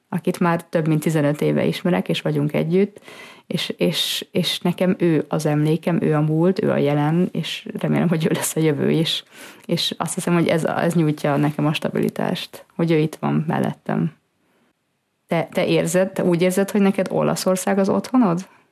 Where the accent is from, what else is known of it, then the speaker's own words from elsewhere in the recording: Budapest, Hungary; moved away as an adult; also born or lived in Northern Italy / Germany; now in Italy; mi Budapesten születtünk, és ott is nőttünk föl.